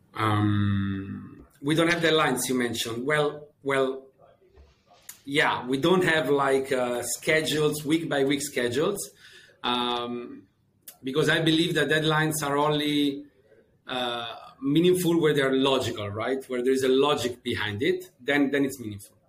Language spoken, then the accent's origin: English; Rome, Lazio, Italy; moved away as an adult; also born or lived in Scotland; I'm Italian. Uh, I was born and raised in, uh, in, in, Rome